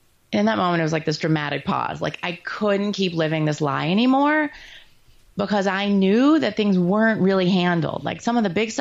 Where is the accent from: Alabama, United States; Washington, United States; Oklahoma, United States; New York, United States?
New York, United States; I'm Jewish and from New York